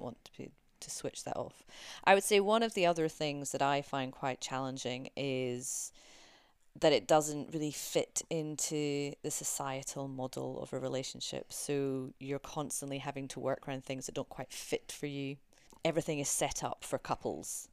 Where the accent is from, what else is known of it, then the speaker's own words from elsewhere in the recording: United Kingdom; We're both British